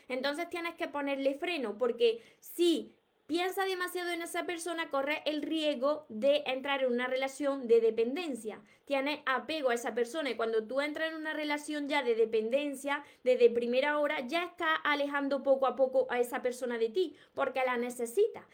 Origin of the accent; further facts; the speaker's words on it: Córdoba, Andalusia, Spain; accent: southern Spain; soy de Córdoba, Andalucía, y no pronuncio la S. Como vosotros veréis, tengo un acento de aquí, del sur de España, que por supuesto que no voy a cambiar mi acento porque son mis raíces